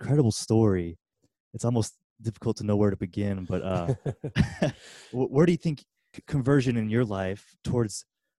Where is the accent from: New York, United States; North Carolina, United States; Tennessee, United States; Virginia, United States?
Tennessee, United States; Middle; I grew up here in Middle Tennessee.